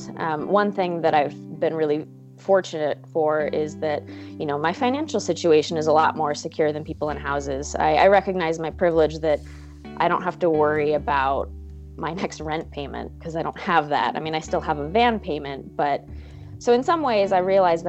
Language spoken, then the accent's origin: English; Alaska, United States; moved away; I'm from Alaska, but I haven't been there in over a year